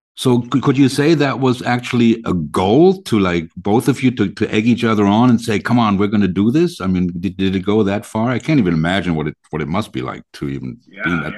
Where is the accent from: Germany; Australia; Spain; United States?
Germany; we're from Germany